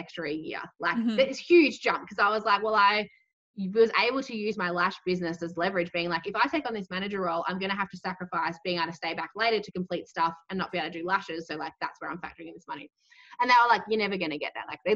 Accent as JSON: {"language": "English", "country": "Australia", "tie": "born or raised there", "said": "my previous manager who was based in my hometown with me"}